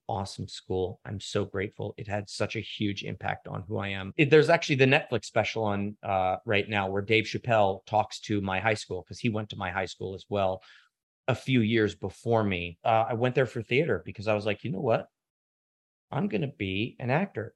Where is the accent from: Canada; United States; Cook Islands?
United States; Washington, District of Columbia; I grew up in Washington, D C